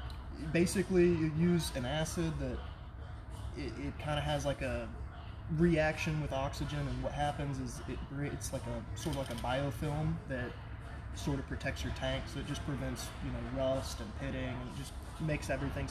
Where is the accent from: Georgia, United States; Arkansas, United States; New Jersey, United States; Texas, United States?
Texas, United States; Houston; also born or lived in Oklahoma; No, I'm born and raised in Houston.